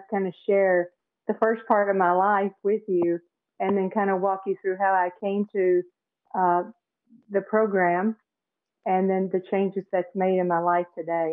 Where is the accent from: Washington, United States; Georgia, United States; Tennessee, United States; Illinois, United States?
Tennessee, United States; also born or lived in Phoenix, Arizona; now in St. Petersburg, United States; I live in St. Petersburg, Florida now. I grew up in Tennessee and spent some time out in Phoenix, Arizona.